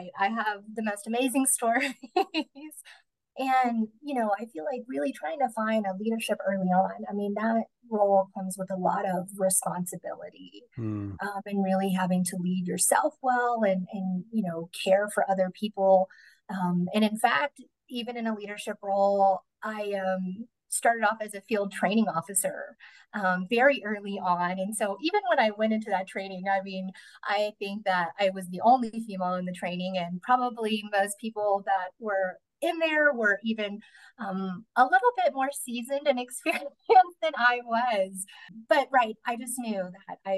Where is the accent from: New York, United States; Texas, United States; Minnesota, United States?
Texas, United States; Midland; now in Odessa, United States; I grew up in Midland. We live here in Odessa now